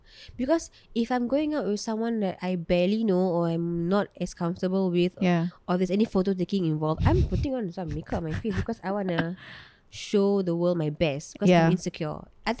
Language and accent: English; Singapore; Yes, because I'm from Choa Chu Kang.